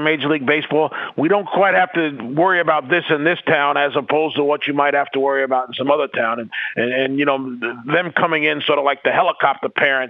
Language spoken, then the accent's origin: English; New York City, New York, United States; moved away; also born or lived in Jamaica, Queens; I'm from New York.